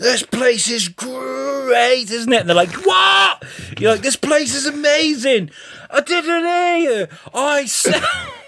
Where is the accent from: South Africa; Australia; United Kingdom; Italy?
United Kingdom; Sunderland, North East England; I'm fucking from Sunderland